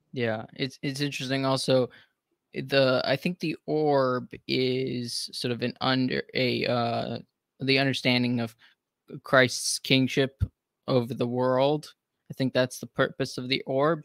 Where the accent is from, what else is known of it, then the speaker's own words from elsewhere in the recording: United States; as an American